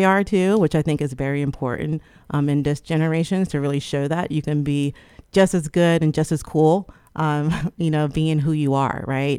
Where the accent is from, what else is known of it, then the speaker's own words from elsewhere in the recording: Trenton, New Jersey, United States; I'm originally from Trenton, New Jersey, and all my family also lives there too